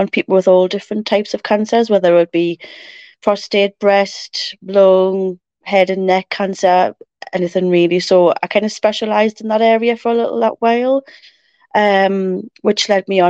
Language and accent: English; Ashington, North East England, United Kingdom; now in Morpeth, United Kingdom; I was born and bred in Ashington many moons ago